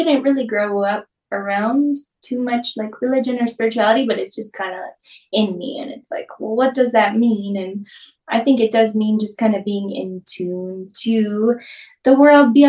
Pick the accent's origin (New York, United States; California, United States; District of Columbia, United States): New York, United States; moved away as an adult; now in Austin, United States; I'm originally from New York. I've spent the last almost 9 years in Austin, Texas